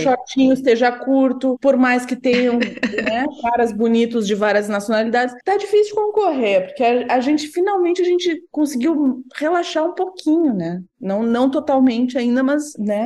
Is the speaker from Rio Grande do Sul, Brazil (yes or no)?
yes; Rio Grande do Sul, Brazil; accent: gaúcho; eu tenho um sotaque muito carregado